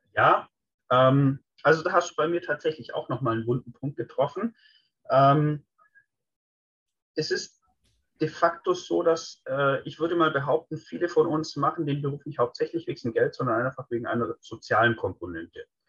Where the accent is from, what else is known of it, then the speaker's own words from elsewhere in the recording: Swabia, Germany; als Schwabe